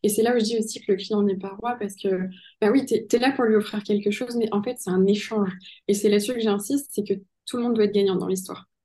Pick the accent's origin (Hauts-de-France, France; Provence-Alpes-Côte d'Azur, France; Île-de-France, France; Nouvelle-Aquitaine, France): Nouvelle-Aquitaine, France; Pau; je suis née à Pau, donc euh, oui, c'est le pays